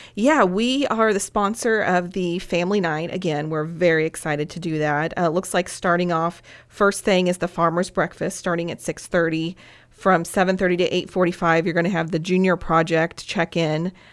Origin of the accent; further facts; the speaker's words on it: Henderson County, Illinois, United States; I grew up in Henderson County, married a farmer